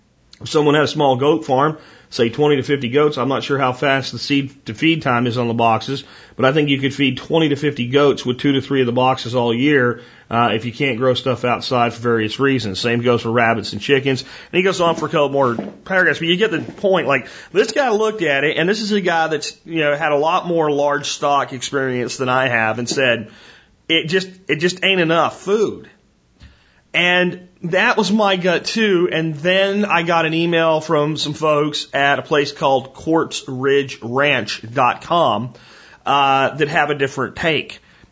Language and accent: English; Oklahoma, United States; I grew up in Oklahoma around people who had livestock